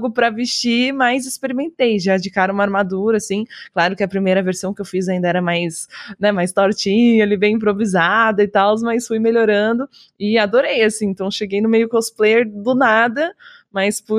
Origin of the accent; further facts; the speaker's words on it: Osório, Rio Grande do Sul, Brazil; now in São Paulo, Brazil; sou do Rio Grande do Sul, Rio uma Grande cidadezinha Sul. chamada Osório.